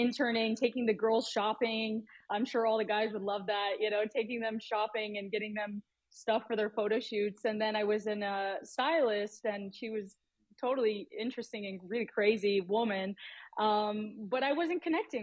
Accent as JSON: {"language": "English", "town": "Buffalo", "region": "New York", "country": "United States", "tie": "born or raised there", "moved": "as an adult", "said": "I was really sheltered growing up in South Buffalo"}